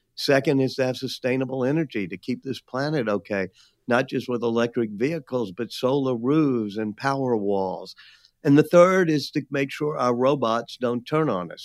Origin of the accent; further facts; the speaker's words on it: New Orleans, Louisiana, United States; being back in my hometown of New Orleans